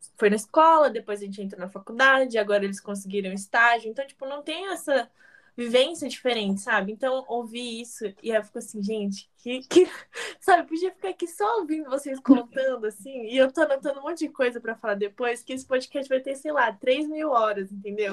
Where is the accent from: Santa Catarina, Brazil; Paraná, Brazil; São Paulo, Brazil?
São Paulo, Brazil; Indaiatuba; eu sou de Indatuba, que é São Paulo